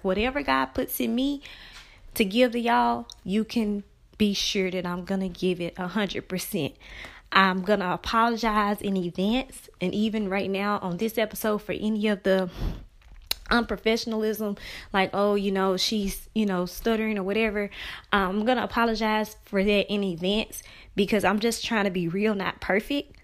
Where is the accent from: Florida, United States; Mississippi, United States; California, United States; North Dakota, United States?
Mississippi, United States; Brookhaven; my hometown of Brookhaven, Mississippi